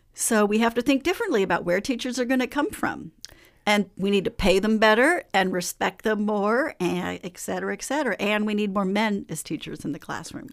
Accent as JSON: {"language": "English", "town": "Oakland", "region": "California", "country": "United States", "tie": "born or raised there", "said": "grew up in Oakland, so I went through the Oakland public school system in sixties and seventies"}